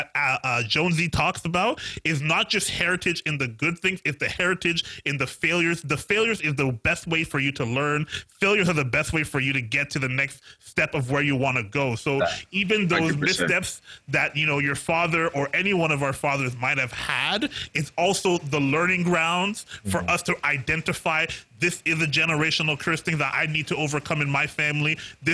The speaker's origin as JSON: {"language": "English", "country": "Haiti", "tie": "born or raised there", "moved": "yes", "lives_now": "Canada", "said": "I know what I went through when I was raised back in Haiti, and now I live in a place where there's like this place called Tim Hortons, and you go get double doubles for a toonie."}